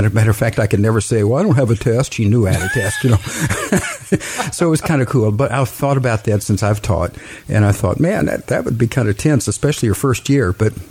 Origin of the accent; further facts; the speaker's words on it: Wilmore, Kentucky, United States; also born or lived in Hazard, Kentucky / Ohio / Florida; I grew up in Wilmore.